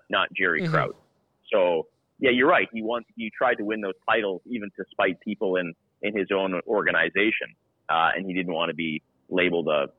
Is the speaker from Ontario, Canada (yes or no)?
no; Saskatchewan, Canada; moved away as an adult; also born or lived in Toronto; now in Vancouver, Canada; I grew up in Saskatchewan, born and raised